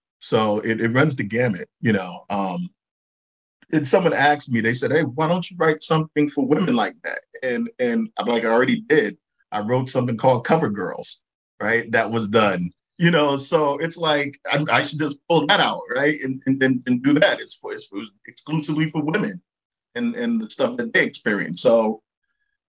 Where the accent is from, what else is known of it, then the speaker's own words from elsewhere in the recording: New York City, New York, United States; when I grew up in Brooklyn